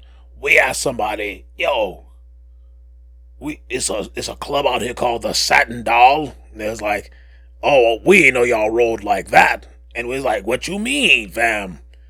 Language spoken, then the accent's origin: English; New York, United States; I growing up in New York, I would take a quick jaunt over to Brooklyn to meet up with my friend, Emmanuel Lewis.